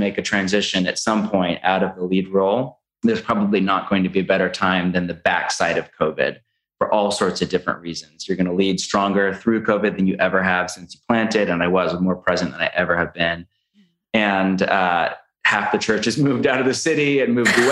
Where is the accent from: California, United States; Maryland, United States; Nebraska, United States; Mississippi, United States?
California, United States; moved away; We're from California